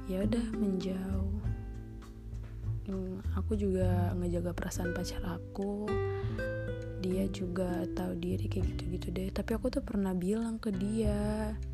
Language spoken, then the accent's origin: Indonesian; North Sumatra, Indonesia; pernah bilang aku Batak dan aku harus sama orang Batak